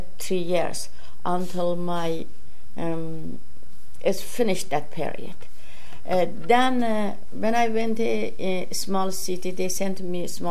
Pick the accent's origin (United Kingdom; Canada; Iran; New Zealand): Iran; Miandoab, West Azerbaijan; English is a second language; moved away as an adult; now in Amherst, United States; I was born in Iran and one of the small cities in Azerbaijan. The name of that city is Myandap